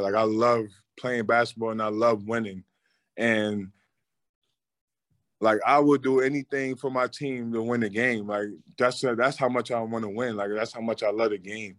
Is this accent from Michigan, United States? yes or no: no; New York, United States; moved away; my hometown team